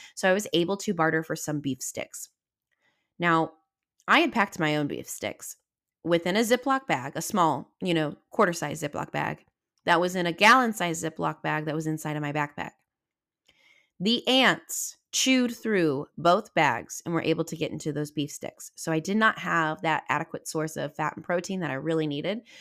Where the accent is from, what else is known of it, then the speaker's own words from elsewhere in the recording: Southwest Missouri, United States; I'm from Southwest Missouri